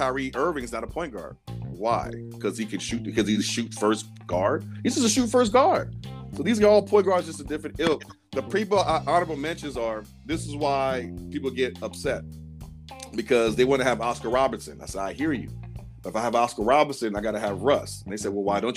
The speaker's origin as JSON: {"language": "English", "country": "Sierra Leone", "said": "I'm from Sierra Leone"}